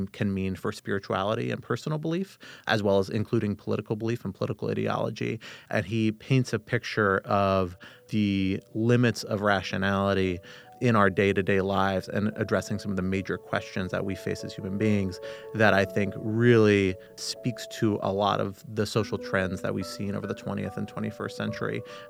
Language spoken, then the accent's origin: English; Arlington, Virginia, United States; I grew up in Arlington, Virginia, just across the river from us here in our nation's capital. Growing up in the D.C. area